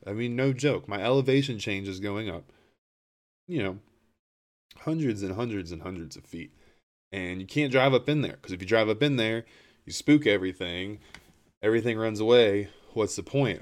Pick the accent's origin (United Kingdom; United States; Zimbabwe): United States; Appalachia; I'm from Appalachia.